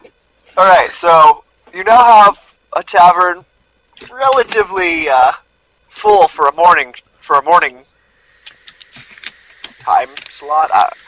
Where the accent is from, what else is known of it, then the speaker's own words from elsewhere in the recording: Scotland, United Kingdom; I'm Scottish.